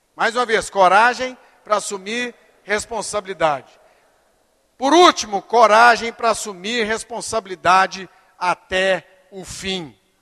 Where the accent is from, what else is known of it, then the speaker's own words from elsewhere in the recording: Brazil; eu sou brasileiro